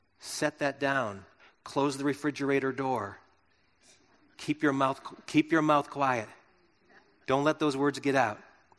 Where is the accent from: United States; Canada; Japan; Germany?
United States; Milton, Wisconsin; And in my hometown, little town, Milton, in our hometown